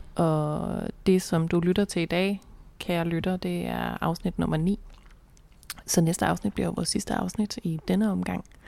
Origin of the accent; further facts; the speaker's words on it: North Jutland, North Denmark Region, Denmark; moved away; jeg har jo været hjemme i Nordjylland med min kæreste mange gange